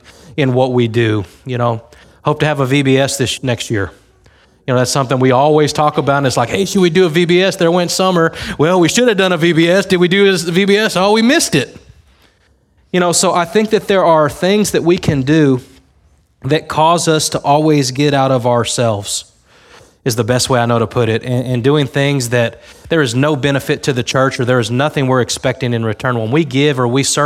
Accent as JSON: {"language": "English", "town": "Harlingen", "region": "Texas", "country": "United States", "tie": "born or raised there", "said": "My grandma lives in Harlingen. I was born in Harlingen"}